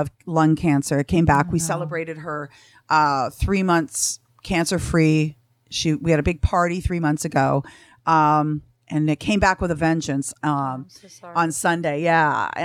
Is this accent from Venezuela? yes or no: no; Canada; now in Los Angeles, United States; I'm from Canada